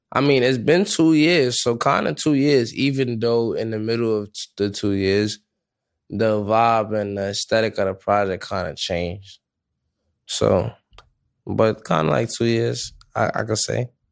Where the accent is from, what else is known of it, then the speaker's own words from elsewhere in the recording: New York City, New York, United States; I'm from the Bronx